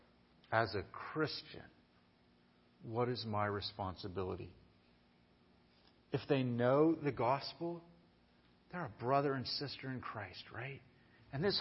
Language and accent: English; United States; I love being American